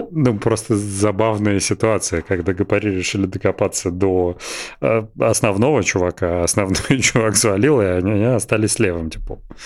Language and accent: Russian; Belgorod, Belgorod Oblast, Russia; всё детство прошло в Белгороде